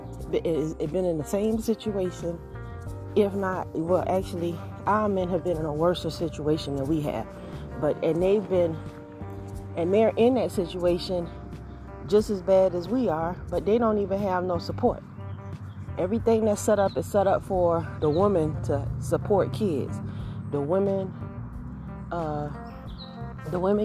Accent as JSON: {"language": "English", "region": "Georgia", "country": "United States", "said": "I am from Georgia"}